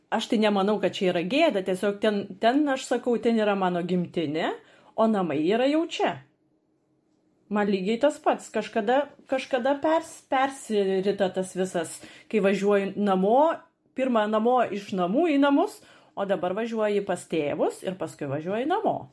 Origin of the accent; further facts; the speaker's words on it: Lithuania; now in Germany; Ir mes liksim lietuvės